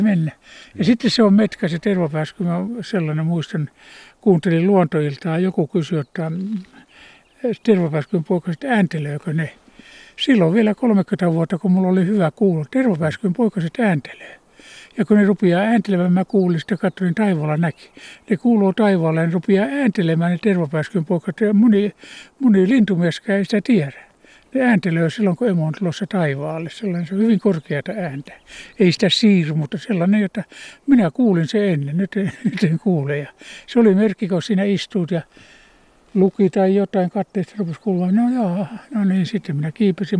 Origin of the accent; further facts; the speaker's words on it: Ostrobothnia, Finland; now in Kuusamo, Finland; Mulla kotona Pohjanmaalla